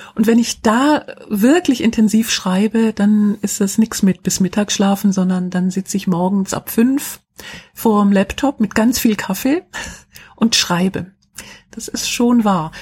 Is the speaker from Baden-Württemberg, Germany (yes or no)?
yes; Schwäbisch Hall, Baden-Württemberg, Germany; in meiner Heimatstadt Schwäbisch Hall